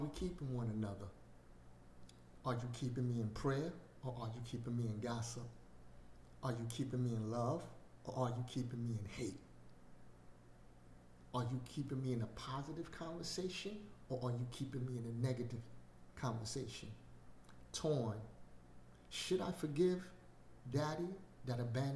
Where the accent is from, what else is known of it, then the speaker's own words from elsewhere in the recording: New York City, New York, United States; I grew up in Brooklyn